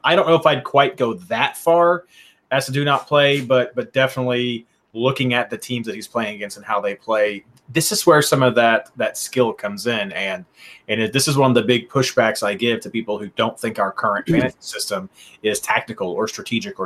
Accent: Kentucky, United States; I'm from Kentucky

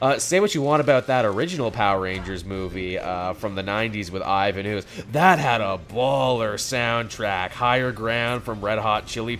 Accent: Canada; People are shocked when I tell them I'm from Canada.

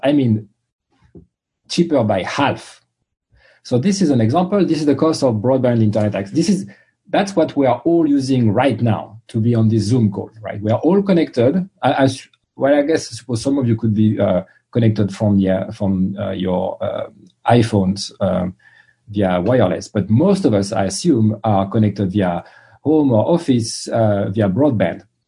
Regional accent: France; English is a second language; moved away as an adult; also born or lived in London / Boston; now in United States; I grew up in France, as you can tell from my accent

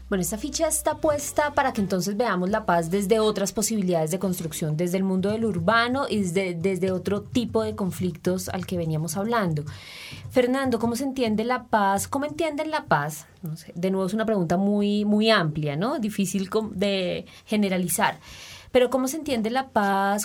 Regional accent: Colombia; como colombianos

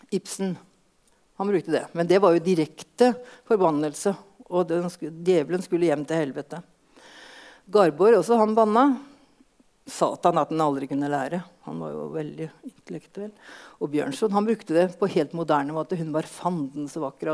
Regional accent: Østfold, Norway; vi hjemme i Østfold

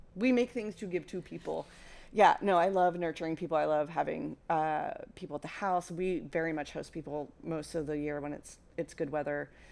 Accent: Mid-Atlantic, United States; I grew up in the Mid-Atlantic

